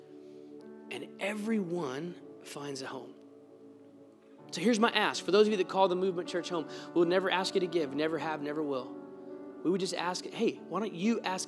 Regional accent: Texas, United States; moved away; I'm from Texas

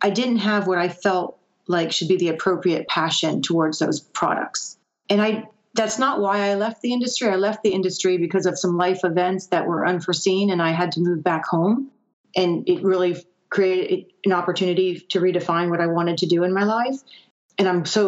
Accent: Gainesville, United States; moved away as an adult; also born or lived in the Northeast; move back home to where I was raised was very scary, because I knew there wasn't a pharmaceutical industry in my hometown

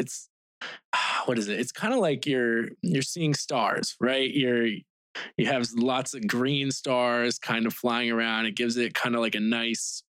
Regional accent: Vermont, United States; now in Japan; growing up in Vermont, that's where I was actually raised.

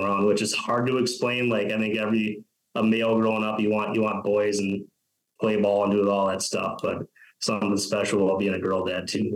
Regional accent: Fairmont, Minnesota, United States; now in North Dakota, United States; growing up in Fairmont, that's like commuting to Mankato every day

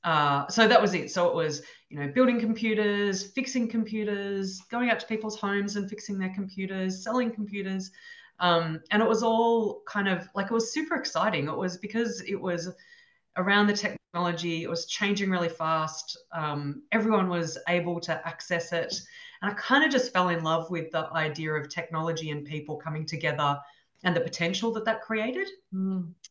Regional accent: Ballarat, Victoria, Australia; moved away as an adult; now in Sydney, Australia; I grew up in Ballarat. Ballarat's about an hour and a half drive from Melbourne.

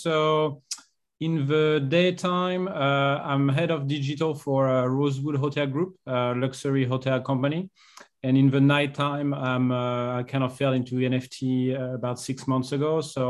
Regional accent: France; English is a second language; now in Hong Kong; As you can hear, I'm from France, but I'm based in Hong Kong.

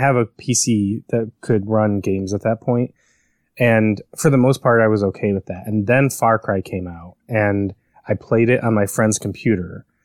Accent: Chicago, Illinois, United States; moved away; I grew up in Chicago

